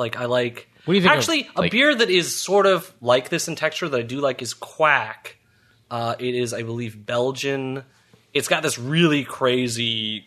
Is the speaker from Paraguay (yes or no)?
no; Ottawa, Ontario, Canada; also born or lived in England / Stittsville; I am born and mostly raised in Ottawa. So originally Canada.